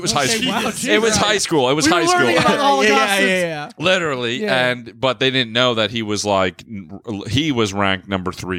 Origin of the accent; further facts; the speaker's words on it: Brick, New Jersey, United States; New Jersey, Bricktown